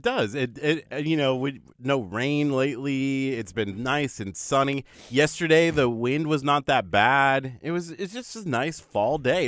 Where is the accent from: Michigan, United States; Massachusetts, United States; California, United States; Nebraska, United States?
Nebraska, United States; also born or lived in Vermont; now in Texas, United States; I grew up in Nebraska, so in, in the winter, it can get really, really cold